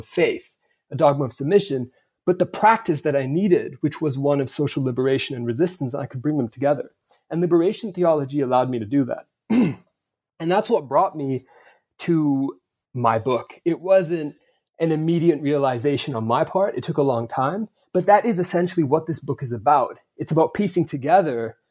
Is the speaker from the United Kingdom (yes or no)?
no; Vancouver, British Columbia, Canada; I grew up in Vancouver. That's my hometown.